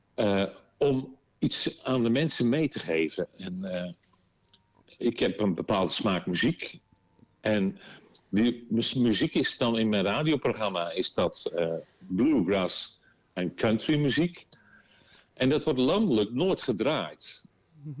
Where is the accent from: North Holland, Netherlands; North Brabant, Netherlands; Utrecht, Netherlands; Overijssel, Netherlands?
North Holland, Netherlands; Volendam; Ik kom uit Volendam